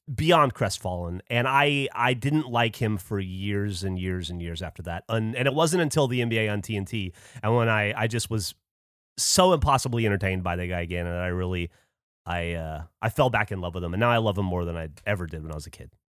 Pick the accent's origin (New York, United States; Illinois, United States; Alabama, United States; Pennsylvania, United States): Alabama, United States; growing up in Alabama